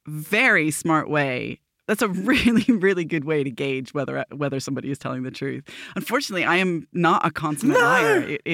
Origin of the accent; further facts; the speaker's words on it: Petaling Jaya, Selangor, Malaysia; born there; accent: American; I was born in Petaling Jaya, Malaysia.